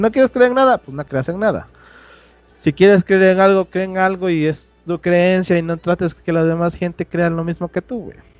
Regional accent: Oaxaca, Mexico; moved away; allá en Oaxaca somos muy devotos de la Virgen de Juquila

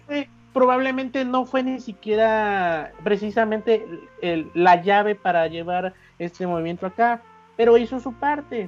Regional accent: Veracruz, Mexico; accent: jarocho; mi, de mi, de mi acento jarocho

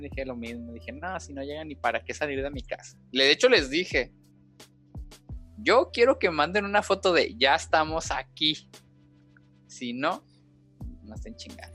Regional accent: Guanajuato, Mexico; soy de Guana Washington

